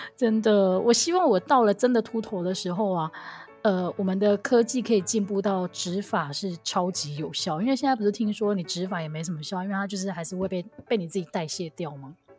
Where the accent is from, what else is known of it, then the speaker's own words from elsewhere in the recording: Kaohsiung, Taiwan; 我跟我们系上的另外那一位豹哥，我们是高雄人